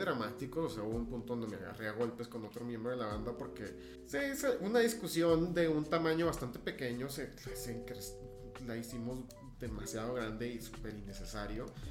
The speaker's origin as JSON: {"language": "Spanish", "town": "Ciudad Juárez", "region": "Chihuahua", "country": "Mexico", "tie": "born or raised there", "also_born_or_lived": "El Paso, Texas", "said": "mi familia se mudó a Ciudad Juárez cuando yo estaba bastante joven, 4 o 5 años"}